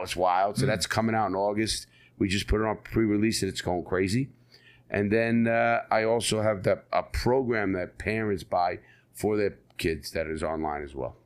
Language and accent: English; New York City, New York, United States; I was born and raised in the Bronx, New York